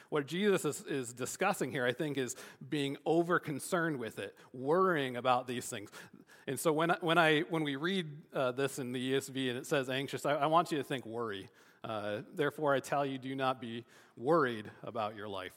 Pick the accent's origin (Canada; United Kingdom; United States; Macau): United States; Michigan; growing up in Michigan